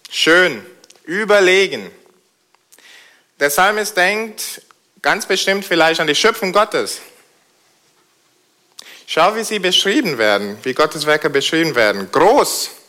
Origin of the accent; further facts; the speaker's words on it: United Kingdom; German is a second language; now in Germany; Da ihr in Deutschland kein Königshaus habt, äh, weiß es nicht, ob ihr Majestät und Pracht kennt. Ich komme aus Großbritannien. Man sieht doch, oder? Und, aber das stimmt. Und da haben wir das Königshaus.